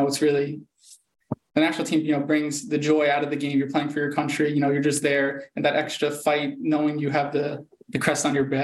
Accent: United States; moved away as an adult; now in Germany; as an American

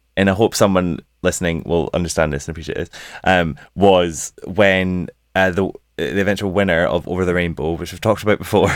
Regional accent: United Kingdom; we're British

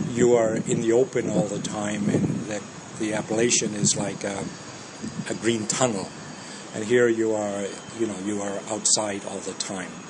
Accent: Ontario, Canada; also born or lived in Denmark; I'm from uh, Canada, a uh, small town south of Toronto.

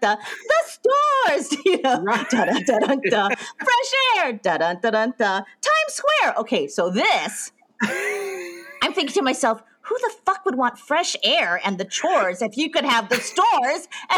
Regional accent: Hawaii, United States; moved away; I'm from Hawaii, like in a pokey little town.

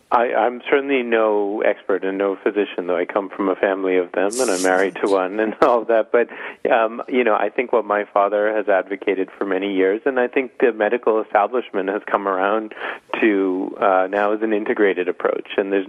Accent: Boston, Massachusetts, United States; I remember when I was growing up in Boston

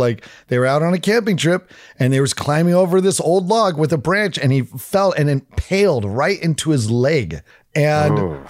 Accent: Fort Collins, Colorado, United States; born there; also born or lived in Oregon; No, Fort Collins. I was born in Fort Collins. I love having that connection, but you know, whenever people are like, sweet, I was like, well, we moved when I was two.

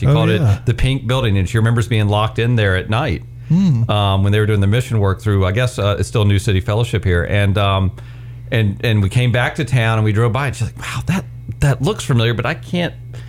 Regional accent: Virginia, United States; moved away as an adult; also born or lived in Waynesboro, Virginia / Boise, Idaho; I grew up in Virginia. My dad was in local government.

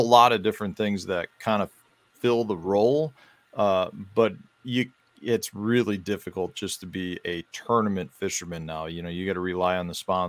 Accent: Chicago, Illinois, United States; now in Stevens Point, United States; I grew up in Chicago. I moved from Chicago up to central Wisconsin. I live in the Stevens Point area of Wisconsin

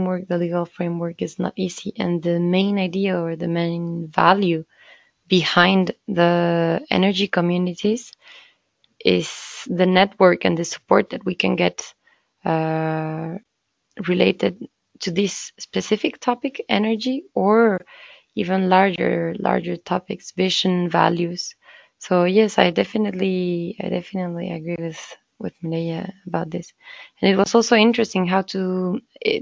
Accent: Mexico; moved away; I come from Mexico

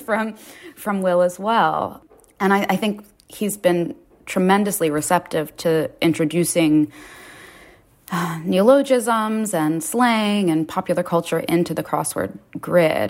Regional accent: New York City, New York, United States; I grew up in Lower Manhattan.

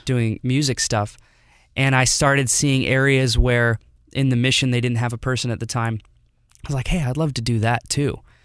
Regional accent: Detroit, Michigan, United States; moved away as an adult; now in Oakville, Missouri, United States; I was born here, moved to Detroit in two thousand six, and lived there until twenty seventeen

